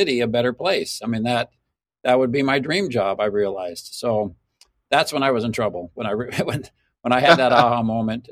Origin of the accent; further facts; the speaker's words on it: Mesa, Arizona, United States; Mesa, Arizona is my hometown. I was born and raised here